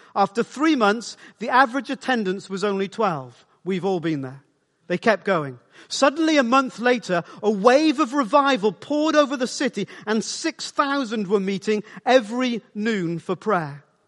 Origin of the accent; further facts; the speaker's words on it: South Wales, United Kingdom; I grew up in South Wales